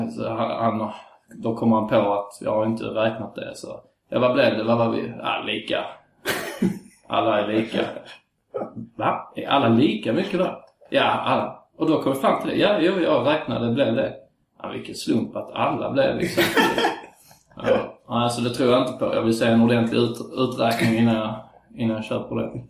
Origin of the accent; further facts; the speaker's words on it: Svedala, Skåne, Sweden; Mm, nej, jag är från Svedala.